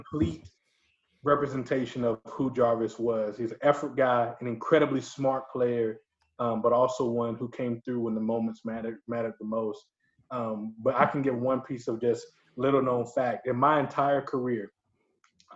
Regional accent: LaGrange, Georgia, United States; all my friends that I grew up with in LaGrange love Auburn for some reason, even though we live in Georgia.

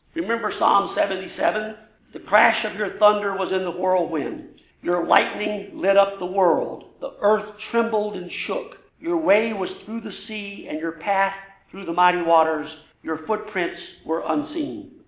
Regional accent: Louisiana, United States; I'm from Louisiana

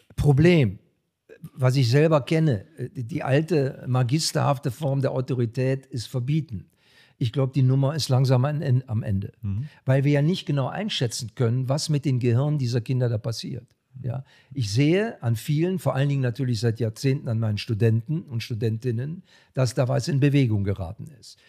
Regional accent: Germany; bei uns in Deutschland

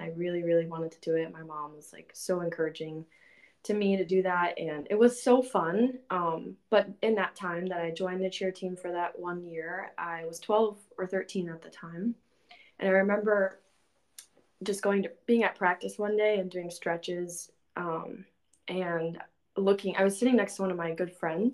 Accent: Houston, Texas, United States; moved away as an adult; now in Minnesota, United States; I'm from Texas, from Houston, Texas, but I have been living in Minnesota for the past 5 years because I moved up here for college.

